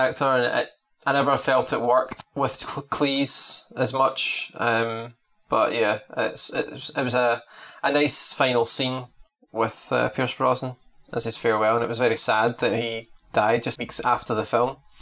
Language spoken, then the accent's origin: English; Scotland, United Kingdom; as a Scottish person